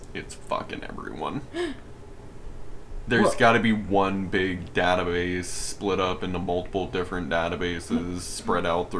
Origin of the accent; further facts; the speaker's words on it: Austin, Texas, United States; Okay, I'm from Austin, though, so it's not really Texas.